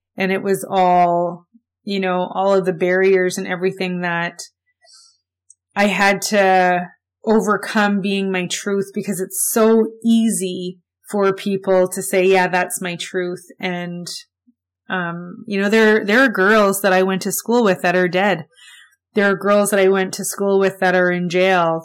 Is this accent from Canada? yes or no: yes; Winnipeg, Manitoba, Canada; I grew up in Winnipeg, I was born here, I lived here my whole life